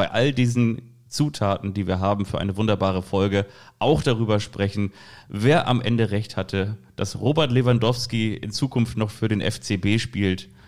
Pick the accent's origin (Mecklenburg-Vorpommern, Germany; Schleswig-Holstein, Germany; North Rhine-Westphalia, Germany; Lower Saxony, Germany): Schleswig-Holstein, Germany; Sylt; dass ich meine Kindheit auf Sylt verbracht habe.